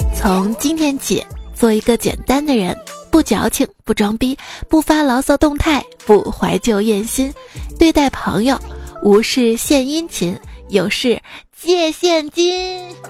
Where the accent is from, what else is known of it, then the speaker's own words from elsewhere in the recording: Xi'an, Shaanxi, China; also born or lived in Chengdu; 我们西安这边